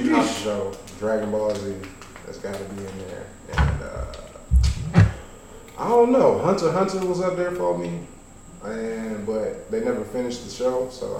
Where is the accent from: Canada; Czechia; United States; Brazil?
Canada; I'm from Canada.